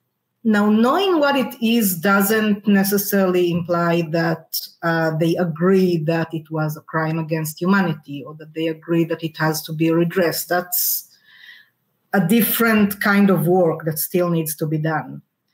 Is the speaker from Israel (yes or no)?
yes; near Ashdod, Southern District, Israel; I grew up near Ashdod, south of Tel Aviv, formerly the Palestinian town of Isdod, that was destroyed.